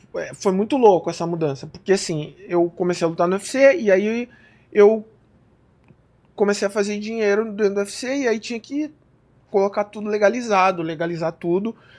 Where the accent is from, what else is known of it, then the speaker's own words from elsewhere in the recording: Brazil; moved away as an adult; Eu sou brasileiro